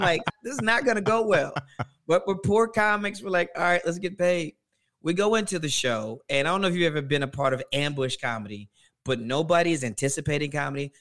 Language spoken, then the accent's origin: English; Louisiana, United States; now in Atlanta, United States; I'm originally from Louisiana, but Atlanta's home